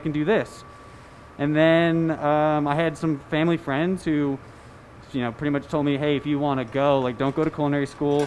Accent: Scottsdale, Arizona, United States; now in Denver, United States; I'm from Scottsdale, Arizona.

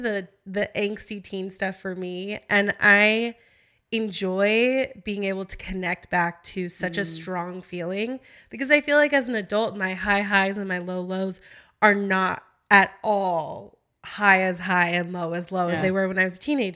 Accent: Houston, Texas, United States; I grew up in Houston

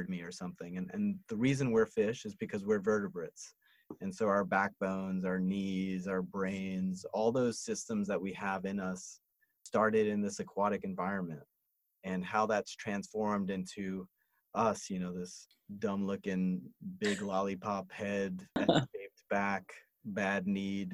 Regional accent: New York City, New York, United States; moved away; also born or lived in Montreal; I grew up in New York City

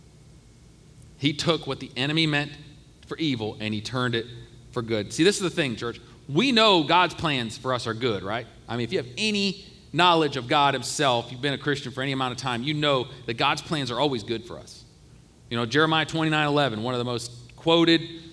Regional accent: Ohio, United States; I grew up in Ohio

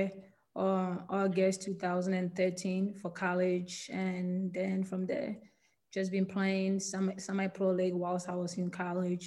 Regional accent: Ghana; moved away as an adult; now in United States; I was born and raised in Ghana

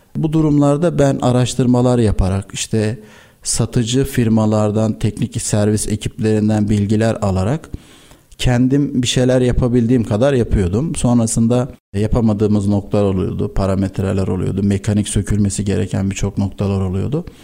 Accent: Istanbul, Turkey; 1990 İstanbul doğumluyum. İlk öğrenim, orta ve lise öğrenimi İstanbul'da tamamladım.

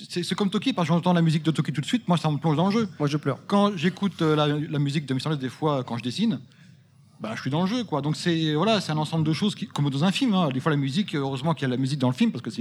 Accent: Vigneux-sur-Seine, Île-de-France, France; je suis de Vigneux-sur-Seine.

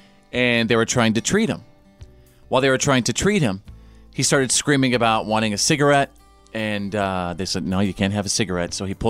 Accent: Bowie, Texas, United States; growing up in Bowie, Texas

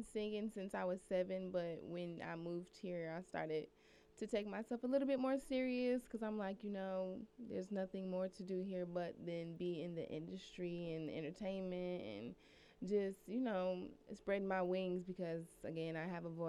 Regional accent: Pontiac, Michigan, United States; moved away as an adult; I'm from Pontiac, Michigan, all the way from up there.

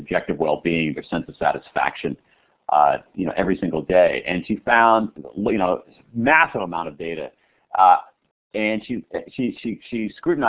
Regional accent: Washington, District of Columbia, United States; in this city here in Washington, my hometown

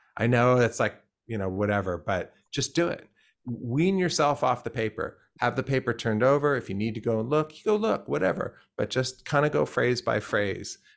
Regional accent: Pennsylvania, United States; I grew up in Pennsylvania

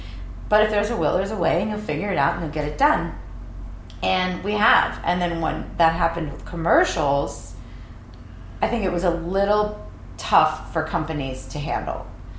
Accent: East Coast, United States; Luckily, I'm from the East Coast, so I feel like I have a great negotiating skills

